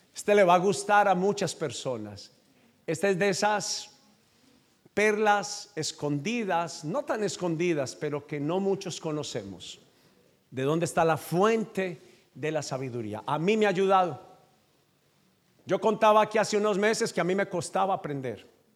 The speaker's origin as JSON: {"language": "Spanish", "country": "Colombia", "accent": "Colombian", "said": "Yo hablo como colombiano, pero soy de tu nacionalidad"}